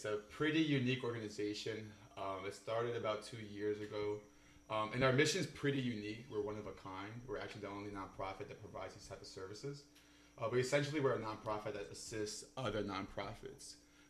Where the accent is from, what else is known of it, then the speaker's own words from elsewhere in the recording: Alexandria, Virginia, United States; I'm from Northern Virginia, born and raised in Alexandria.